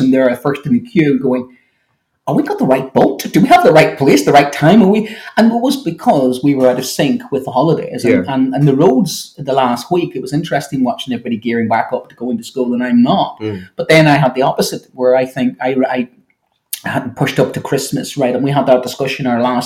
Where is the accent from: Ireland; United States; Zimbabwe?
Ireland; I'm an Irishman